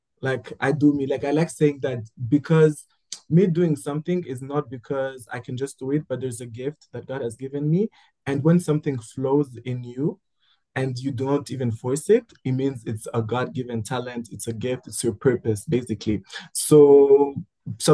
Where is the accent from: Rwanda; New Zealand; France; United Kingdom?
Rwanda; I am from Rwanda. I am Rwandan, born and raised.